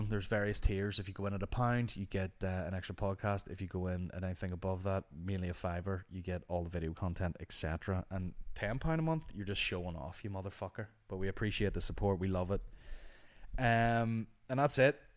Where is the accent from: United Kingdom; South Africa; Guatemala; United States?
United Kingdom; I love the Queen, I'm British.